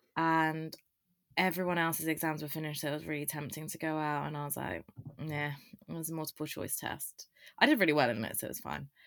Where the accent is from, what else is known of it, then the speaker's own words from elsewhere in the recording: Loughborough, East Midlands, United Kingdom; moved away; also born or lived in Reading; I am from Loughborough, but obviously I go to Reading Uni with Tom